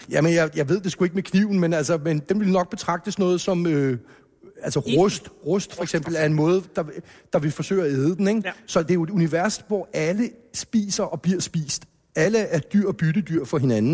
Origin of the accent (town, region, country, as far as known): Hellerup, Capital Region of Denmark, Denmark; born or raised there